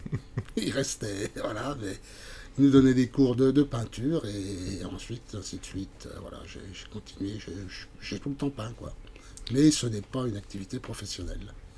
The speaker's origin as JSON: {"language": "French", "town": "Montceau-les-Mines", "region": "Bourgogne-Franche-Comté", "country": "France", "said": "je suis originaire de, de Montsolémine"}